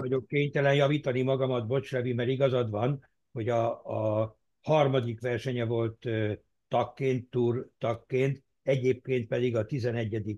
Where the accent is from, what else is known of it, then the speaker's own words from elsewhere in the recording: Germany; németként én